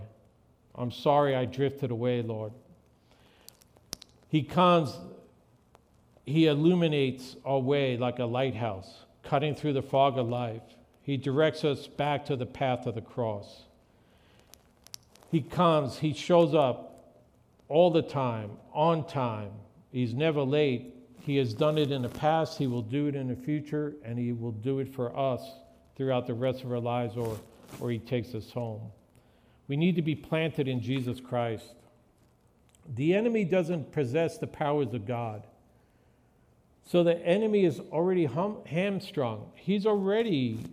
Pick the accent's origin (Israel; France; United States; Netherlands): United States; New York; When I was growing up in New York